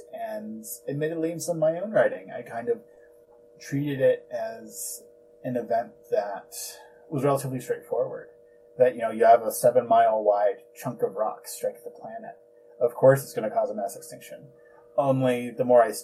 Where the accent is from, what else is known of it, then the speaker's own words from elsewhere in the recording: New Jersey, United States; Growing up in New Jersey